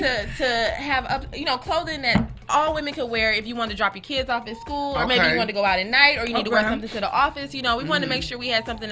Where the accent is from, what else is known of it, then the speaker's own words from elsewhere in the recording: Los Angeles, California, United States; I am from here, Los Angeles, California.